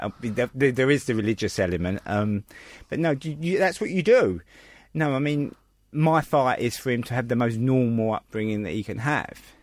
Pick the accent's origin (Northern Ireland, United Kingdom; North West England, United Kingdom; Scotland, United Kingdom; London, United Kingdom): London, United Kingdom; I was born in Bethnal Green